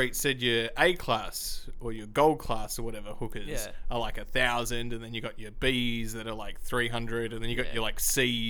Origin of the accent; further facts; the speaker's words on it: Australia; me just being an Australian